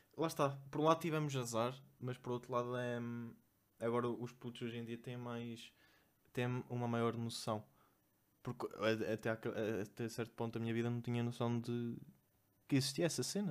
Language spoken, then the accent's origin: Portuguese; Vila Real, Norte, Portugal; accent: nortenho; now in Lisbon, Portugal; eu venho de Vila Real.